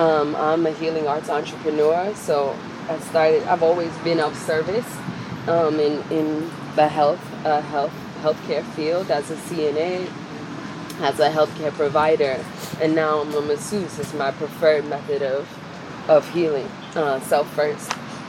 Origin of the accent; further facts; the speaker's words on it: New York City, New York, United States; That's the culture I grew up in. I'm from Harlem.